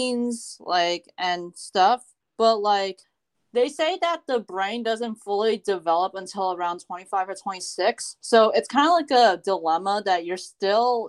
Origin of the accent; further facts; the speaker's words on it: United States; I am from the United States